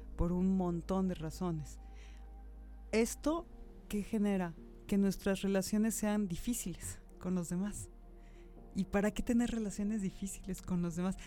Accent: Mexico; los mexicanos somos una cultura muy generosa y muy cálida

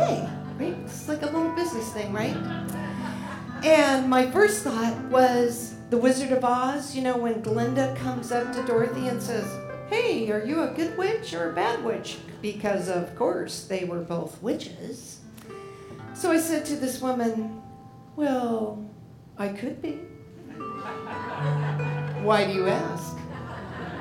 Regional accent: Portland, Oregon, United States; I grew up in Portland, so I used to go to dances there

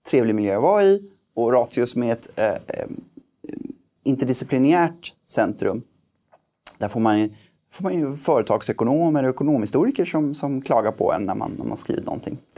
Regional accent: Gothenburg, Västra Götaland, Sweden; Jag, jag är ju, det hörs inte på dialekten längre men jag är född och uppvuxen i Göteborg

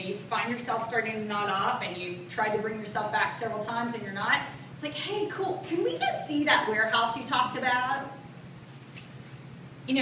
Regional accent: the South, United States; I speak more slowly than most because I'm from the South

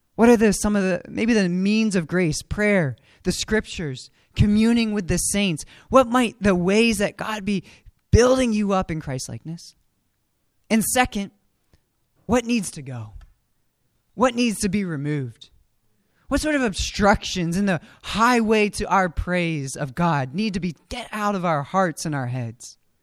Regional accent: Frederick, Maryland, United States; I grew up in Frederick

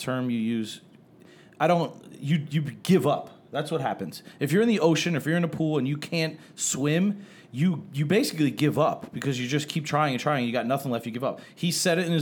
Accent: New Jersey, United States; also born or lived in Sarasota; we're from Jersey

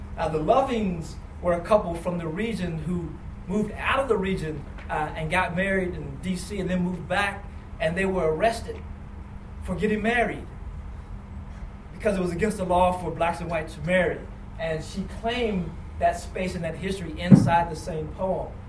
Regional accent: Kentucky, United States; I'm from Kentucky

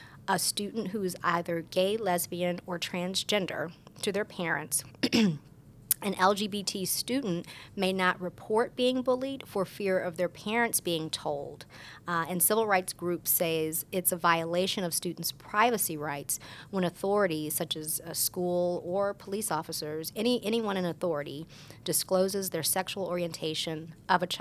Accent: San Francisco, California, United States; I was born and raised in San Francisco

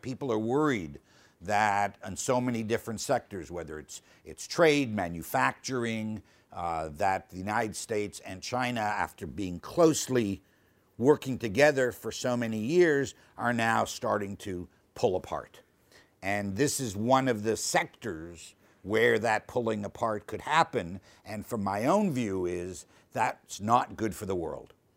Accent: Canada; I'm Canadian.

